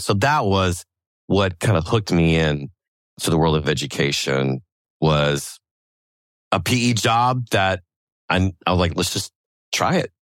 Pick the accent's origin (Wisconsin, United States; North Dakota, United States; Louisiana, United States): Louisiana, United States; New Orleans; growing up in New Orleans